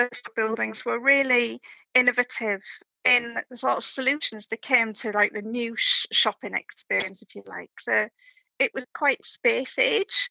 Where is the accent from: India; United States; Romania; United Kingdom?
United Kingdom; Hull, Yorkshire and the Humber; me growing up in Hull